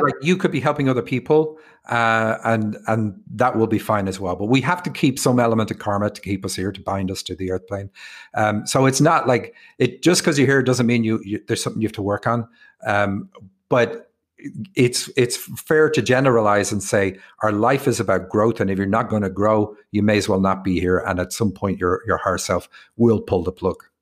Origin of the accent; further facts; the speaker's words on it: Ireland; also born or lived in Rathfarnham, Ireland / Cork, Ireland / Seattle, United States; me being Irish